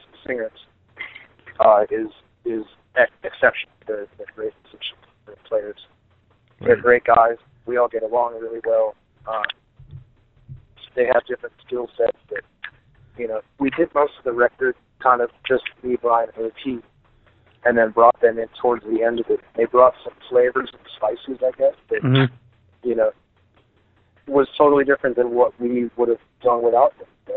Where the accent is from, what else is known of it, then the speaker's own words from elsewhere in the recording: Chicago, Illinois, United States; I grew up in Chicago